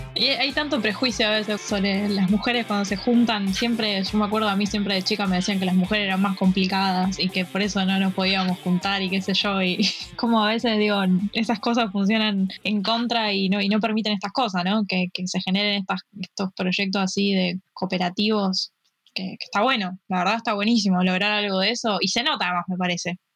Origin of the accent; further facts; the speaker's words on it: Rosario, Santa Fe, Argentina; yo soy de Rosario